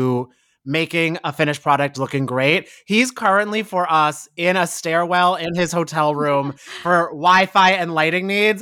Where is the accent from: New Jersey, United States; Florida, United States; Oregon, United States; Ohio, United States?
New Jersey, United States; I'm from New Jersey as well